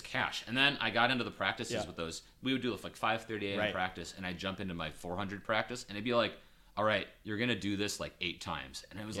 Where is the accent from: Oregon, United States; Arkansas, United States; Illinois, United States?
Illinois, United States; Chicago; growing up in Chicago suburbs and nothing